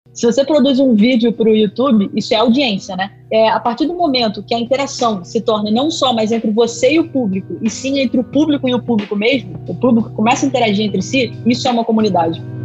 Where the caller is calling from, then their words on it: Niterói, Rio de Janeiro, Brazil; eu falo de Niterói, do Rio de Janeiro